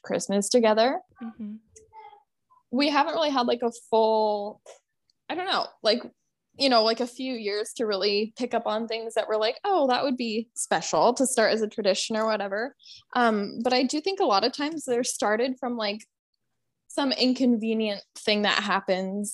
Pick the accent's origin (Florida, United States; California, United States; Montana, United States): Montana, United States; moved away; we grew up in Montana, so we're like pretty country